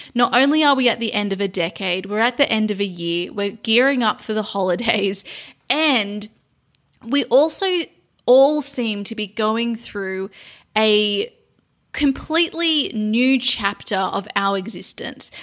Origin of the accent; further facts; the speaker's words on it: Sydney, New South Wales, Australia; moved away as an adult; also born or lived in London, United Kingdom; now in Cambodia; returning to my hometown of Sydney after being in London for four years